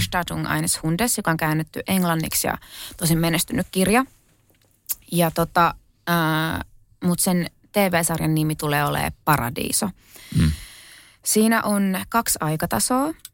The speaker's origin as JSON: {"language": "Finnish", "town": "Kerava", "region": "Uusimaa", "country": "Finland", "tie": "born or raised there", "said": "mä oon syntynyt Keravalla. Ja tota, mun ehkä niin kuin lapsuusmaisemat on just Kerava, kerrostalo"}